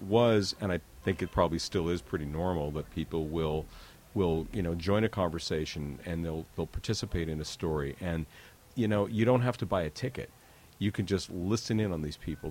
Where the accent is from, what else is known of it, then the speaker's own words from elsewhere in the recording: Calgary, Alberta, Canada; I grew up in Calgary